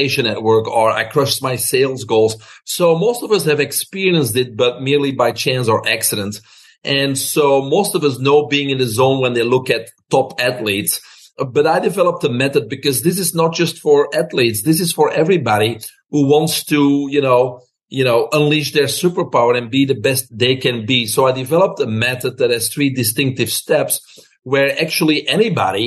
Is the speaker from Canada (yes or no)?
no; Belgium; moved away as an adult; now in United States; I'm originally from Belgium. Grew up there with my brother, single mom.